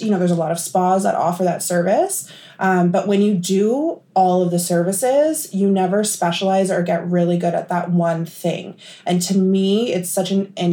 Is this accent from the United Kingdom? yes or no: no; Thunder Bay, Ontario, Canada; I'm from Thunder Bay, and after high school, I did aesthetics here at the college